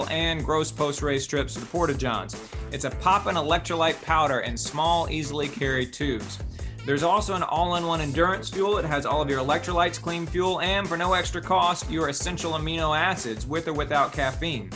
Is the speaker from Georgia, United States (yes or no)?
yes; Marietta, Georgia, United States; I am from Metro Atlanta. I'm from Marietta.